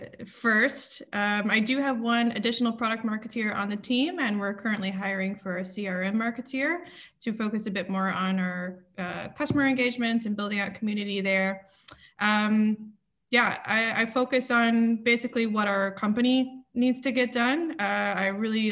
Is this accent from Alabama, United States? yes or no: yes; Alabama, United States; moved away as an adult; also born or lived in Austin, Texas; now in Amsterdam, Netherlands; I'm originally from Alabama